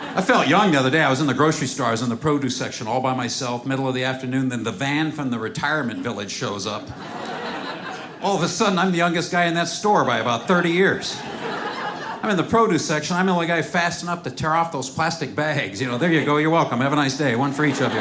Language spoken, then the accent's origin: English; Seattle, Washington, United States; I'm from Seattle